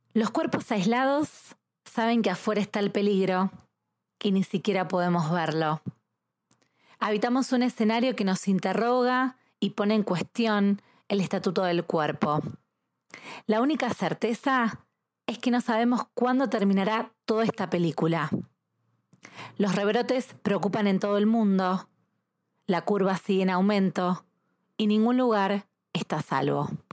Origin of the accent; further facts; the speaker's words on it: Argentina; soy argentina